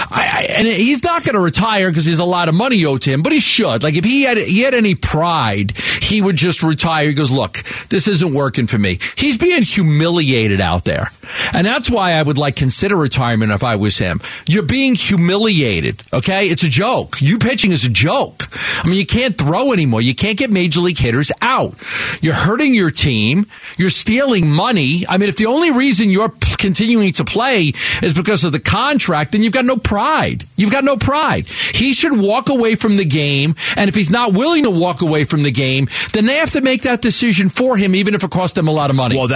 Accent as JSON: {"language": "English", "region": "Arizona", "country": "United States", "tie": "born or raised there", "said": "Wallace and Ladmo was the show here oh, for us yes. kids growing up in Arizona"}